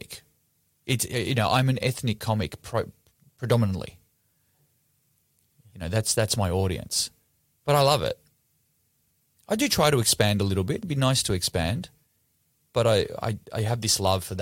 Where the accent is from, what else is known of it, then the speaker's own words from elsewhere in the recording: Melbourne, Victoria, Australia; I'm from Melbourne